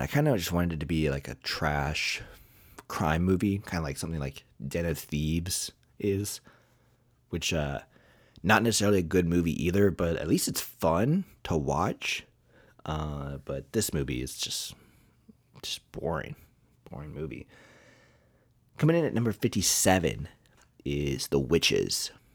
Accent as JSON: {"language": "English", "region": "Kentucky", "country": "United States", "said": "I'm from Kentucky"}